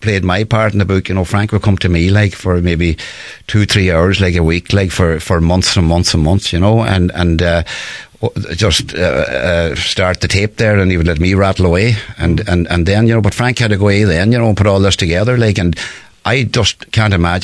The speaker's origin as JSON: {"language": "English", "country": "Ireland", "tie": "born or raised there", "said": "growing up in Yamagoura, you know, as a young lad"}